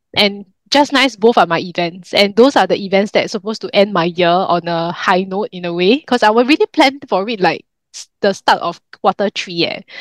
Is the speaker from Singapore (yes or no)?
yes; Singapore; in Singapore, I mean, besides being a Singaporean Chinese